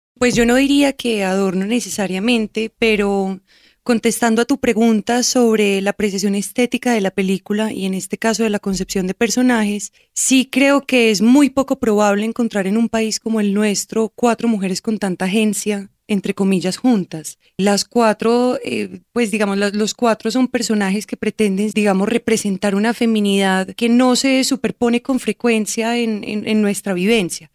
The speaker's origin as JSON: {"language": "Spanish", "country": "Colombia", "said": "Como soy colombiana y como he viajado por Colombia"}